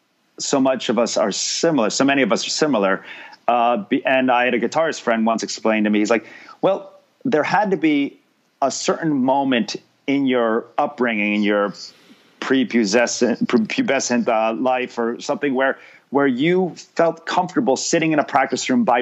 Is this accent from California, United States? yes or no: no; New York, United States; also born or lived in Miami; now in Los Angeles, United States; Yeah, it might have helped that I grew up right outside New York.